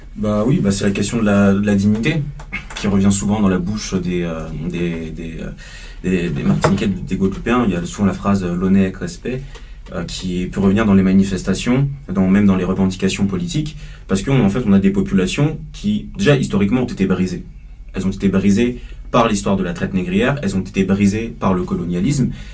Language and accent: French; Paris suburbs, Île-de-France, France; Je suis né à Paris, j'ai grandi en banlieue parisienne